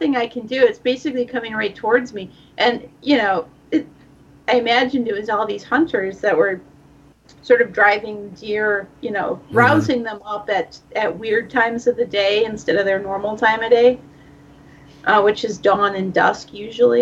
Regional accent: Minnesota, United States; I'm from Minnesota

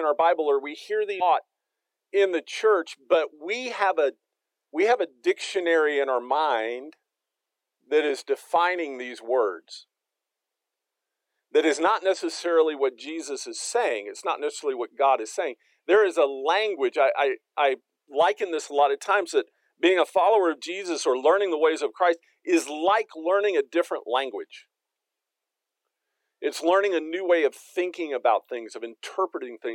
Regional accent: Texas, United States; now in Fayetteville, United States; I'm from Texas.

